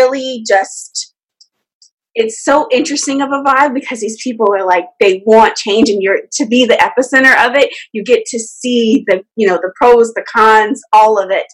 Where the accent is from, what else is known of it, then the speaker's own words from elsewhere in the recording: Georgia, United States; moved away as an adult; now in Washington, D.C., United States; I'm from Georgia, born and raised. Well, not born, but I grew up there my whole life.